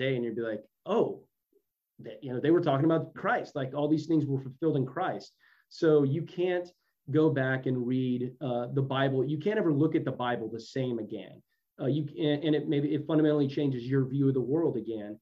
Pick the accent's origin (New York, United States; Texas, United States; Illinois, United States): Texas, United States; I'm from Texas